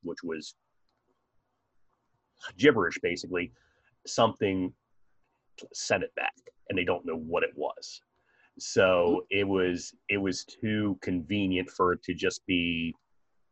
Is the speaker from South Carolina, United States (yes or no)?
no; Maryland, United States; accent: Maryland; That's my Maryland accent coming out, water.